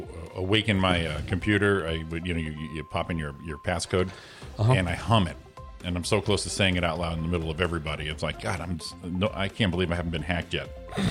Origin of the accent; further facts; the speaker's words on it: Waterbury, Connecticut, United States; now in Rancho Cucamonga, United States; My hometown, Waterbury, Connecticut.